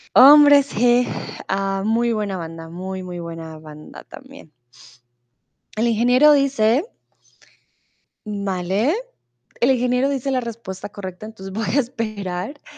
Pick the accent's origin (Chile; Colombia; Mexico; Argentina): Colombia; Bogotá; soy de Colombia, soy de Bogotá